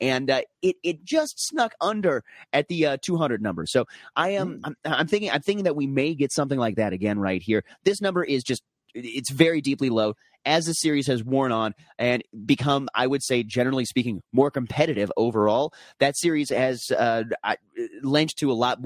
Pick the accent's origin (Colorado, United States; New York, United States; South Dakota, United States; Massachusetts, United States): Colorado, United States; Denver; my hometown Denver